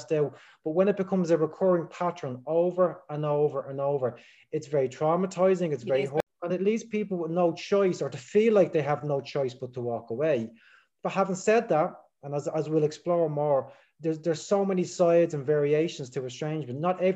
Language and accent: English; Dublin, Leinster, Ireland; I'm from Dublin in Ireland